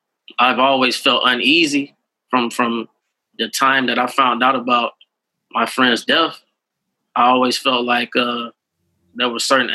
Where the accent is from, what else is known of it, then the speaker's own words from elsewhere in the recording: Brunswick, Georgia, United States; I was not just living in fear in my hometown.